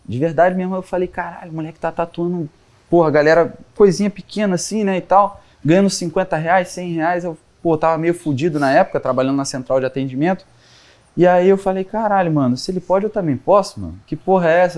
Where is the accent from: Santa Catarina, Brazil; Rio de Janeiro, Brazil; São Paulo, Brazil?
São Paulo, Brazil; Ubatuba; moved away; eu vim de Ubatuba, é, litoral de São Paulo, e lá, cara, assim, a minha família toda é artesã